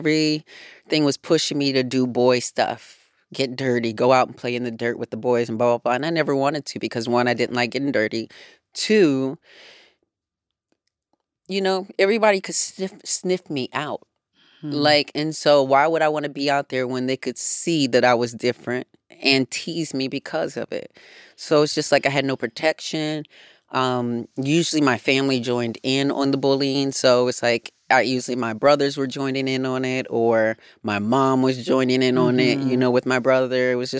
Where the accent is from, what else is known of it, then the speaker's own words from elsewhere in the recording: Racine, Wisconsin, United States; And I grew up in the in one of the hoods in Wisconsin. And, you know, in Racine, Wisconsin, it was such a small town